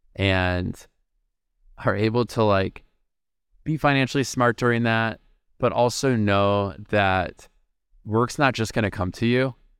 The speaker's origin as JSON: {"language": "English", "town": "Minneapolis", "region": "Minnesota", "country": "United States", "tie": "born or raised there", "said": "my hometown, Minneapolis"}